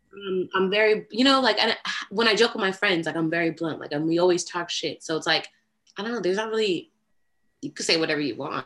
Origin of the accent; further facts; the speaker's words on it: Austin, Texas, United States; I am from Austin